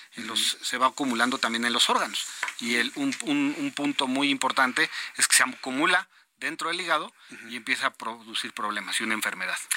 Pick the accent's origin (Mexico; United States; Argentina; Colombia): Mexico; somos malos los mexicanos